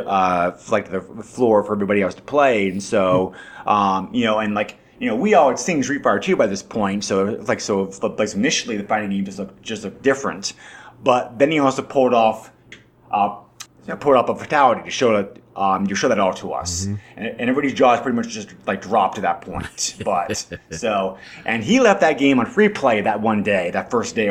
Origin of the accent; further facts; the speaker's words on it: New Hampshire, United States; I grew up in New Hampshire.